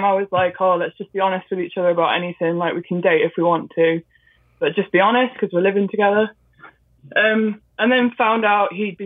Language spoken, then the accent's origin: English; Midlands, England, United Kingdom; I'm from England, like Midland.